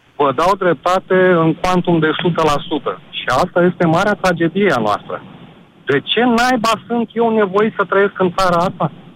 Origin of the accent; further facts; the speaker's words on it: Iași, Iași County, Romania; Eu sunt din Iași